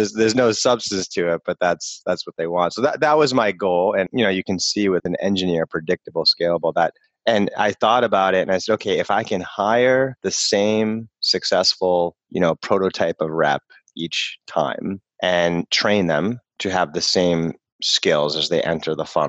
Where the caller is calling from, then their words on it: Boston, Massachusetts, United States; I'm in Boston.